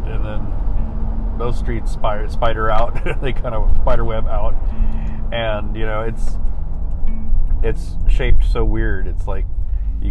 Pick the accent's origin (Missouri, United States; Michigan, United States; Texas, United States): Texas, United States; San Antonio; my hometown, when I say San Antonio